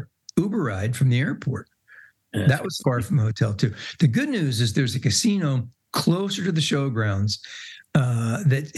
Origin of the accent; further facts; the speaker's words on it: East Coast, United States; we grew up together on the East Coast.